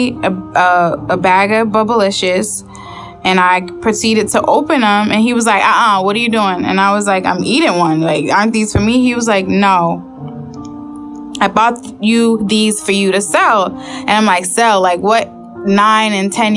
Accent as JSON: {"language": "English", "town": "Boston", "region": "Massachusetts", "country": "United States", "said": "I'm from Boston"}